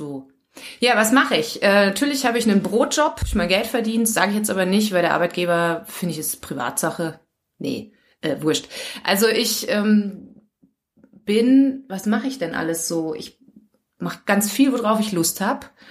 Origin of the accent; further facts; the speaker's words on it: Germany; moved away as an adult; now in Linz area, Austria; bin aus Deutschland. Man hört es vielleicht.